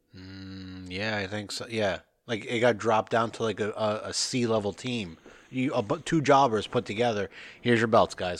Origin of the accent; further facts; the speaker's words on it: northern New Jersey, United States; I'm from New Jersey, and he's like, no, no, no, where? And I said, oh, northern New Jersey